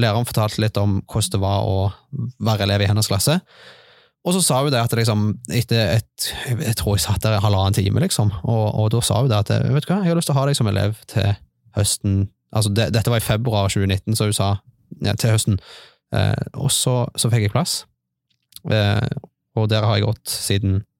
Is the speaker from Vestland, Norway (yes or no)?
no; Stavanger, Rogaland, Norway; moved away as an adult; now in Bryne, Norway; Jeg er fra Stavanger. Eh, jeg flytta til Bryne for ca. to år siden.